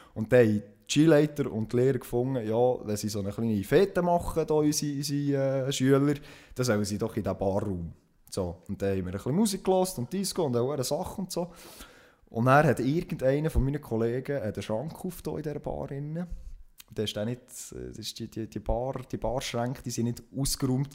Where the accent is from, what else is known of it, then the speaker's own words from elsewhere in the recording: Switzerland; bei uns in der Schweiz